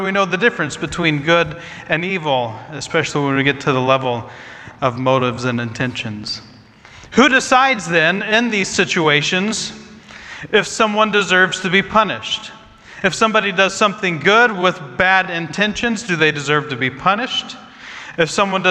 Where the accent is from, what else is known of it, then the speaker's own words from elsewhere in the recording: Midwest, United States; I grew up in the Midwest